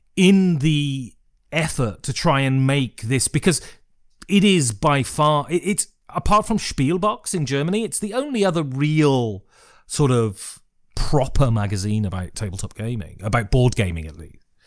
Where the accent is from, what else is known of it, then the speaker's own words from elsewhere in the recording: Worcestershire, West Midlands, United Kingdom; where are you from?" And I say, "Worcestershire."